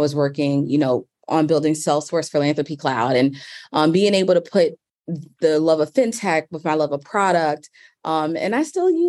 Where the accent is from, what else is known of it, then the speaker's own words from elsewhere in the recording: Richmond, Virginia, United States; now in New York, United States; at my core, I'm just a girl from Richmond. So shout out Richmond, Virginia.